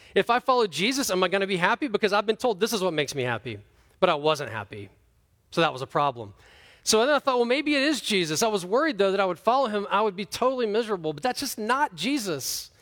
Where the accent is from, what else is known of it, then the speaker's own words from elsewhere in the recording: United States; I'm from America